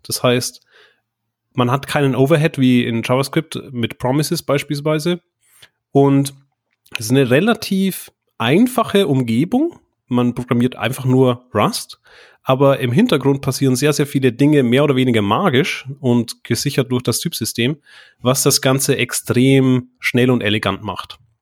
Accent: Bavaria, Germany; moved away as an adult; also born or lived in Bayreuth; now in Düsseldorf, Germany; Ich komme tatsächlich aus Bayern, äh, aufgewachsen

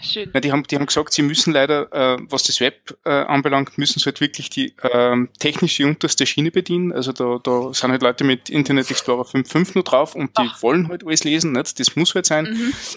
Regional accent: Linz, Upper Austria, Austria; ich bin aus Linz. Äh, das ist ähm, in Österreich

